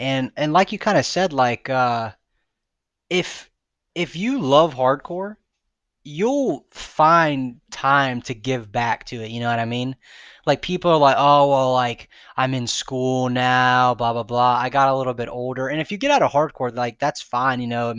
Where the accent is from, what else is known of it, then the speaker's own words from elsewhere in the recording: Florida, United States; I'm from Florida. I'm gonna, you know, I can drive the FYA. It's not that far.